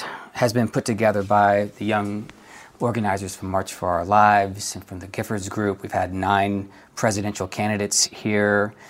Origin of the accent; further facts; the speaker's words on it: Washington, District of Columbia, United States; now in Los Angeles, United States; I live in Los Angeles. I'm from Washington, D.C.